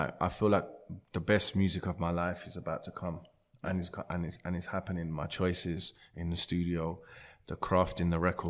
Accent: London, United Kingdom; My whole life, I grew up in Forest Gate. Went to Forest Gate School, then went to Rokeby.

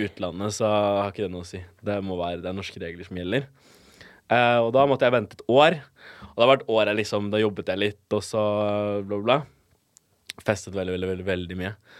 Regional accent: Bærum, Akershus, Norway; also born or lived in Colombia; jeg er oppvokst på Jar

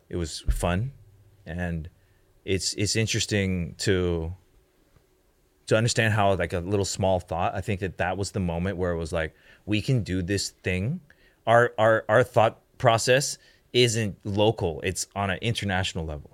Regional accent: Canada; moved away; also born or lived in Hong Kong / United States / China / Japan; I grew up in Canada

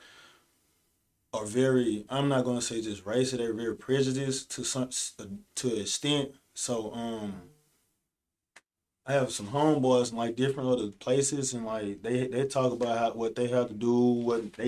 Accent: Lumpton, Mississippi, United States; growing up in Lumpton

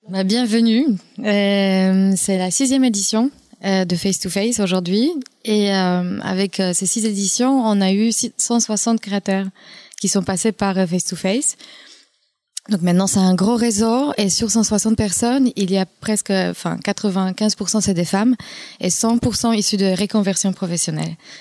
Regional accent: Poland; accent: Polish; French is a second language; moved away as an adult; now in France; Je suis polonaise d'origine, d'où vient mon accent

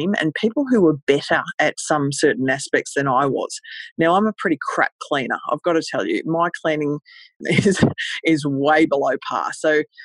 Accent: Australia; I'm from Australia, and I started in a place called Cairns, Queensland.

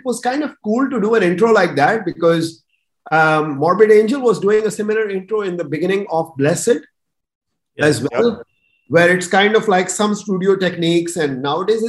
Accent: Pakistan; I was coming from Pakistan

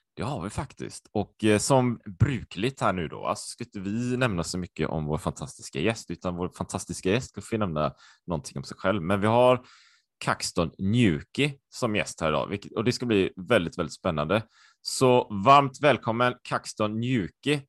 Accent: Sweden; also born or lived in Japan / Taiwan; jag var ju supersvensk. Jag har ju alltid varit i Sverige

